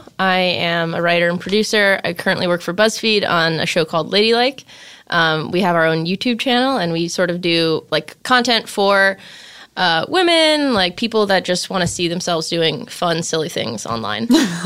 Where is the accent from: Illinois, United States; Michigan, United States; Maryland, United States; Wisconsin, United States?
Illinois, United States; Glenview; I'm from Glenview, Illinois, yeah.